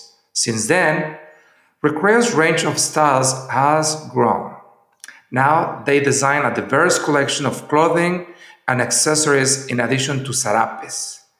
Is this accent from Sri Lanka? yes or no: no; San Miguel de Allende, Guanajuato, Mexico; our favorite town and my hometown, San Miguel de Allende, in the central Mexico state of Guanajuato.